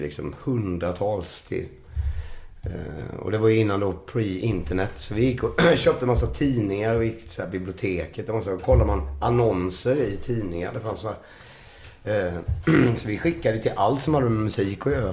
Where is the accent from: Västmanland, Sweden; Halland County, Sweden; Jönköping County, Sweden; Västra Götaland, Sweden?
Jönköping County, Sweden; Nässjö; moved away as an adult; now in Stockholm, Sweden; vi flyttade till Stockholm från Nässjö